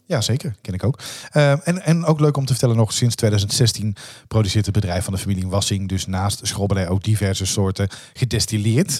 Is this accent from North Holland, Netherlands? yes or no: no; Dongen, North Brabant, Netherlands; also born or lived in Oosterhout / Tilburg; ik ben eh, opgegroeid in Dongen.